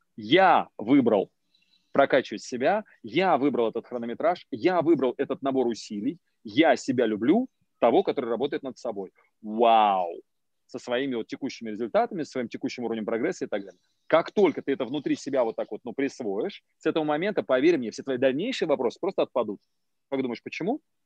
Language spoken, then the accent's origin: Russian; Moscow, Russia; я из Москвы.